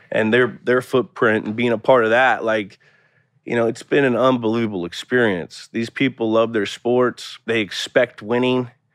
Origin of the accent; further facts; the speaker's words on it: Bay Area, California, United States; moved away; also born or lived in Boston; I grew up in the Bay Area, so I was very accustomed to a pro sport team city area